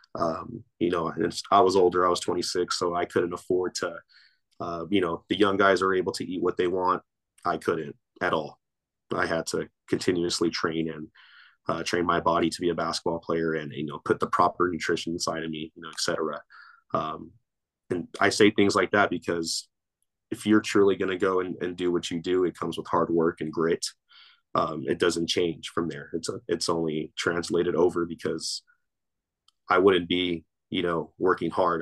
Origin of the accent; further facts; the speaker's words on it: Torrance, California, United States; I grew up in the city of Torrance, California